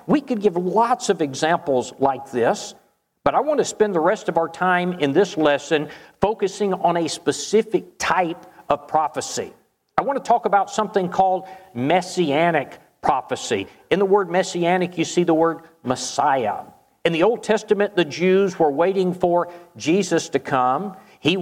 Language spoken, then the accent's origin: English; Charleston, South Carolina, United States; moved away; I was originally from Charleston